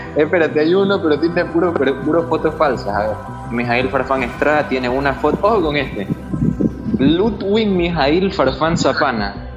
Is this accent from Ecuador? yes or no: yes; Ecuador; yo también soy galarra, soy de Ecuador, hago radio.